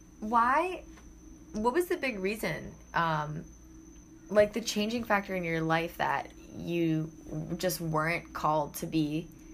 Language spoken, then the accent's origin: English; Mayfield Heights, Ohio, United States; also born or lived in Auburn, Ohio; I was born in Mayfield and I grew up there until second grade. My parents wanted to move to the countryside.